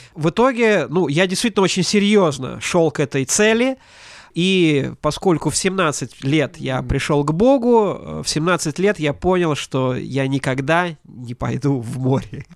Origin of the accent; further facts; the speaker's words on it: Ventspils, Latvia; я вырос не просто в Прибалтике, я вырос в портовом городе